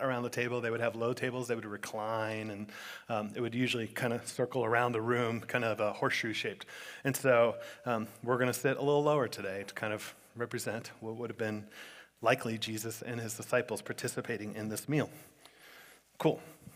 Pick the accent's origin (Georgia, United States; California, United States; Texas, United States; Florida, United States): Florida, United States; South; growing up in South Florida, I've been to like 1,000 bar mitzvahs and bat mitzvahs